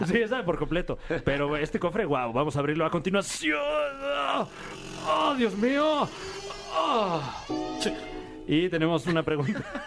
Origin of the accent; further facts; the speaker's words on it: Mexico; siendo un mexicano de nuestra edad